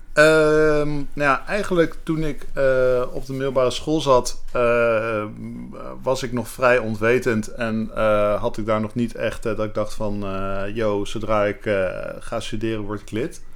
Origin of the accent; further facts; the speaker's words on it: The Hague, South Holland, Netherlands; moved away as an adult; also born or lived in Rotterdam; now in Amsterdam, Netherlands; ik ben geboren en getogen in Den Haag.